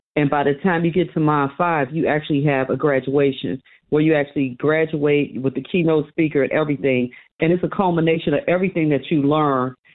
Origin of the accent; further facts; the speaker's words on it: Chicago, Illinois, United States; I was born and raised in Chicago